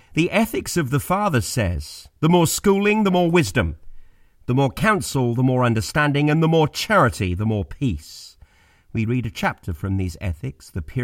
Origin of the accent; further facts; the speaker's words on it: Birmingham, West Midlands, United Kingdom; now in London, United Kingdom; I'm from Birmingham in the Black Country